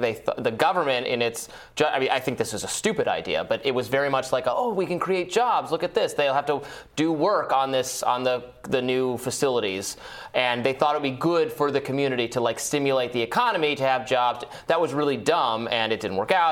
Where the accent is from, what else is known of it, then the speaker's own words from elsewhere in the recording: Michigan, United States; moved away; I'm from Michigan originally